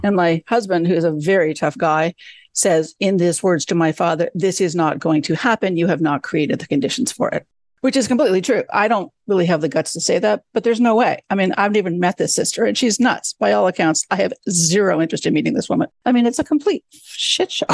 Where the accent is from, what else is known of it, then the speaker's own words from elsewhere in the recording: Canada; moved away; I grew up in Canada